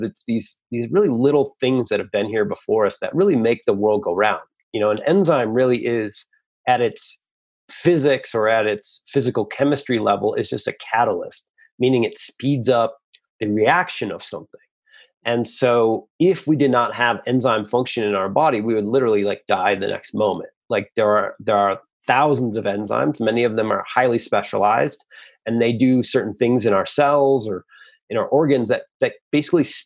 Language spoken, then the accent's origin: English; Michigan, United States; I come from Michigan, I come from the Midwest